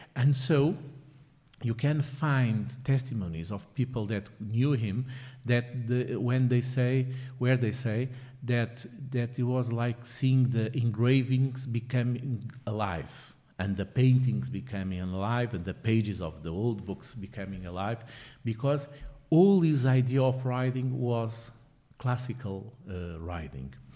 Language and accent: English; Lisbon, Portugal; I grew up here in Lisbon, in the what we call the, the um, line of Lisbon, Cascais